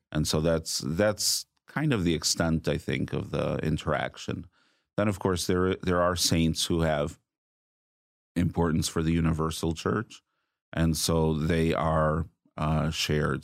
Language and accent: English; Chicago, Illinois, United States; also born or lived in Rome / Greece / Lebanon; now in Houston, United States; I am originally from Chicago